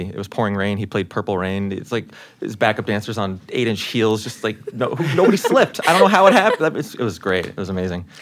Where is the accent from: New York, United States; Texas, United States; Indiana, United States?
New York, United States; born and raised in New York